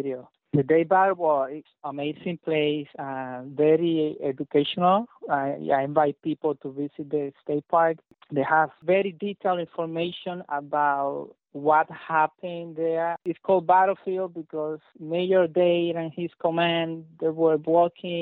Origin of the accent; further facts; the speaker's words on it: Puerto Rico; now in Florida, United States; grew up in Puerto Rico, in an island surrounded by history